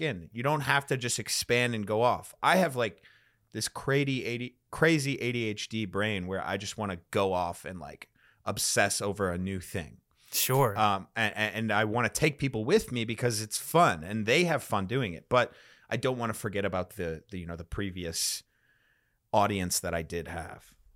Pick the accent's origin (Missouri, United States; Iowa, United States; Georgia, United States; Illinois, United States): Illinois, United States; Chicago; now in Austin, United States; I'm from Chicago originally or the suburbs of Chicago